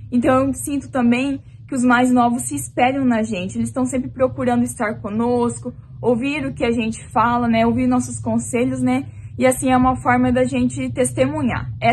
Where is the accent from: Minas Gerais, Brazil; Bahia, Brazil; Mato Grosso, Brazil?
Mato Grosso, Brazil; Campo Verde; sou de Campo Verde, no interior do Mato Grosso e faço parte da congregação Aliança.